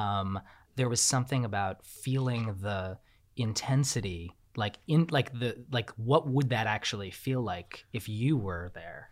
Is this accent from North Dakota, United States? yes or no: no; New York, United States; I'm from New York